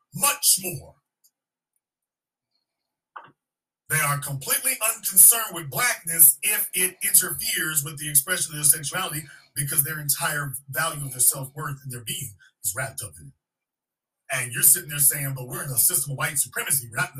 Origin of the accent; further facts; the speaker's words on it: Louisiana, United States; I'm from Louisiana, and I can definitely tell you Chicago is right up there with anything I've ever seen.